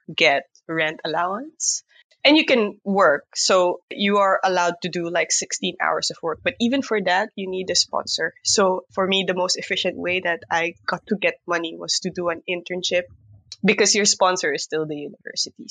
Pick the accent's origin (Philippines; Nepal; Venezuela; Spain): Philippines; moved away as an adult; also born or lived in Utrecht, Netherlands; now in Netherlands; we're from the Philippines, the humble archipelago that is the Philippines